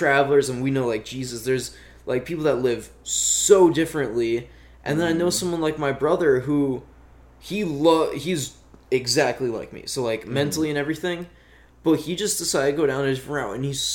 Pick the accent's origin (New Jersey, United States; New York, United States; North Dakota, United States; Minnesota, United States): North Dakota, United States; growing up in North Dakota